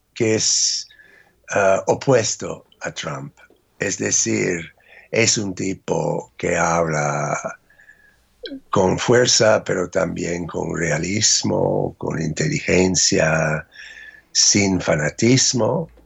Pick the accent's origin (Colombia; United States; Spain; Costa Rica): United States